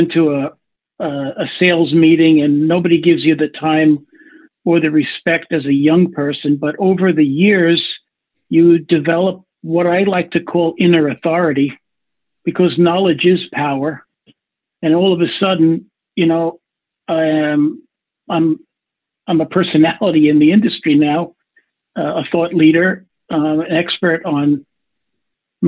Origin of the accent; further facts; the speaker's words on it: Long Island, New York, United States; I grew up on Long Island, New York